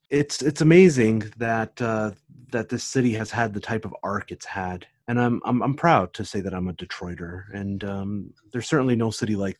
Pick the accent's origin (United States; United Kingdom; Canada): Canada; Windsor, Ontario; I grew up in Windsor, Ontario.